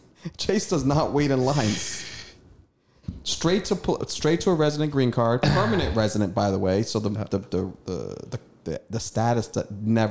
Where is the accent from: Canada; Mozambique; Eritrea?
Eritrea; also born or lived in Sudan; I'm a African, East African. I was from Eritrea, Northeast Africa, just north of Ethiopia.